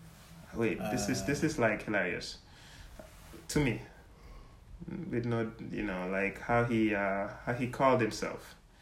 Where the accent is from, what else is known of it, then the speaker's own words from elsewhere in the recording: Gambia; not only for me to say I'm from Gambia, I'm here from Gambia, but if someone really asks me, oh, what are you like? And I say, oh, yeah, my dad's Jola, my mom's Wolof cereal, you know